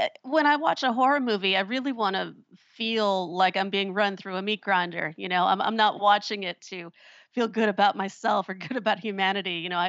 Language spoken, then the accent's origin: English; Chicago, Illinois, United States; moved away as an adult; now in New Orleans, United States; I'm from Chicago originally, and my husband and I always knew we wanted to move to New Orleans, but we were able to do it sooner than we thought.